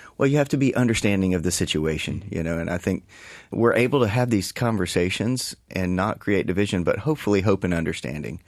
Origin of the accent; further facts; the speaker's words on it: East Texas, United States; I'm from East Texas originally